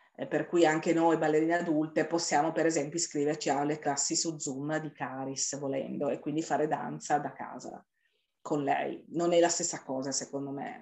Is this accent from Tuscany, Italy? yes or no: no; Turin, Piedmont, Italy; siamo di Torino